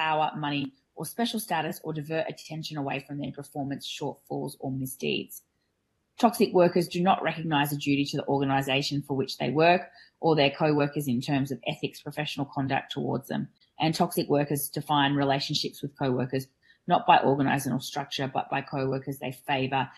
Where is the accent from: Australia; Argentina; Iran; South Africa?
Australia; I'm a dental hygienist from Australia